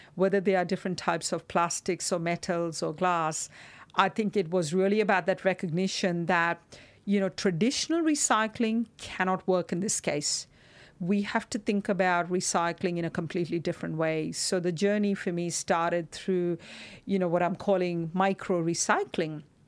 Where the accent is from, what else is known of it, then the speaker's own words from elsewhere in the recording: Mumbai, Maharashtra, India; moved away; growing up in Mumbai